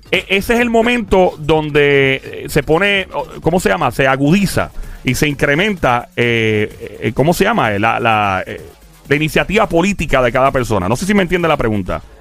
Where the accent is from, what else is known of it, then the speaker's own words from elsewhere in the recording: Puerto Rico; Así somos los puertorriqueños.